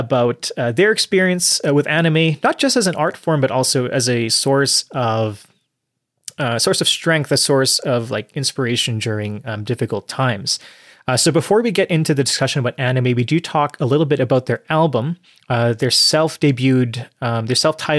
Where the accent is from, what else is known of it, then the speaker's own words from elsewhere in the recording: Canada; And as a Canadian, like, there's that Canadian connection.